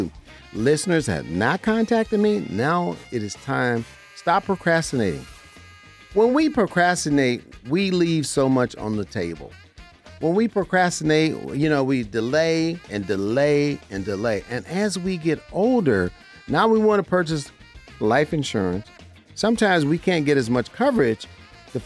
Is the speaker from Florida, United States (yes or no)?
no; Las Vegas, Nevada, United States; Las Vegas, Nevada is my hometown. I was born and raised here.